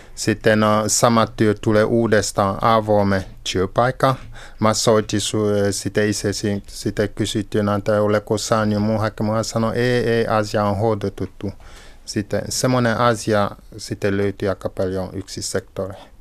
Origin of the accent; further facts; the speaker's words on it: Cameroon; Finnish is a second language; moved away as an adult; now in Finland; Olen syntynyt Kamerunissa.